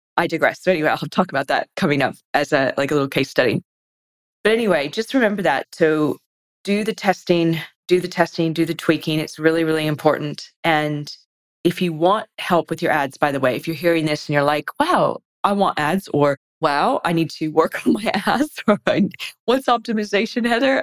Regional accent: United States; moved away as an adult; now in Australia; I guess I'm American, but I've been in Australia since 2003.

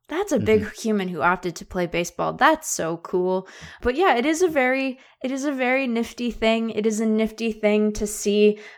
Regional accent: Seattle, Washington, United States; I grew up in Seattle

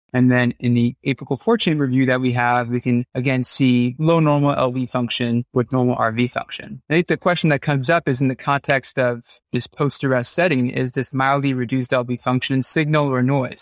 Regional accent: New York, United States; moved away as an adult; also born or lived in Massachusetts, United States; now in Los Angeles, United States; I'm from New York originally

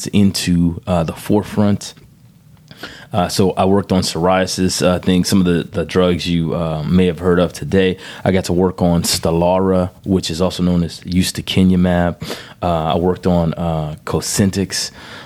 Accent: Breaux Bridge, Louisiana, United States; also born or lived in Cecilia, Louisiana; I'm from Brobridge, Louisiana, a little town in south central Louisiana, about 120 miles west of New Orleans. So I'm the oldest of four. Spent most of my life in Brobridge.

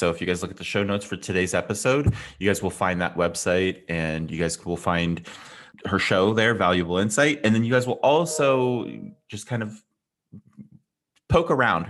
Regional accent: California, United States; I'm a Californian

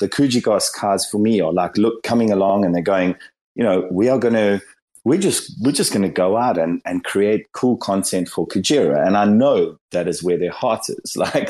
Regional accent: South Africa; I'm from South Africa, and like I think we probably aligned to this.

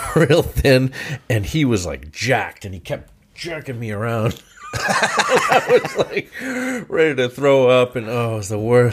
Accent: Plymouth, Massachusetts, United States; Plymouth, even when I was growing up in Plymouth, it's a pretty violent place

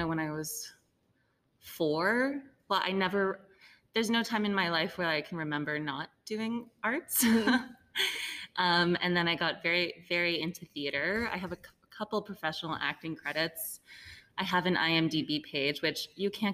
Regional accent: Montreal, Quebec, Canada; moved away as an adult; now in Kingston, Canada; I'm originally from Montreal and I moved to Kingston for work for Modern Fuel.

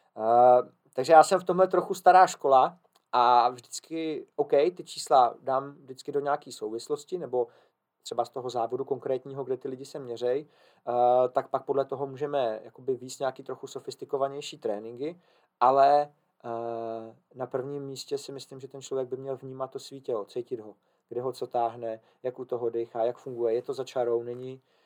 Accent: Czechia

